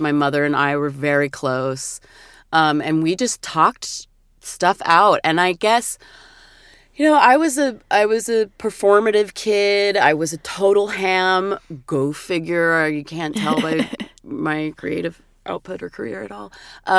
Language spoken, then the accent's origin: English; Portland, Oregon, United States; And I did have a couple of people in my growing up in my hometown who I could identify with in that way. And oh my God, I was so lucky because in Portland, Oregon, there was the City Nightclub